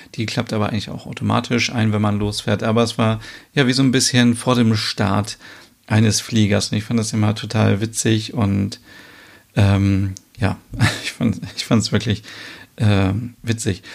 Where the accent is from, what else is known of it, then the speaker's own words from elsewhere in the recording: Germany; bei uns in Deutschland